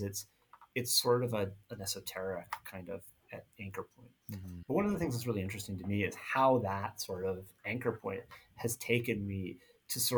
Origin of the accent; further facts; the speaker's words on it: Southwest Florida, United States; moved away; I grew up in Southwest Florida, which wasn't where either part side of my family was from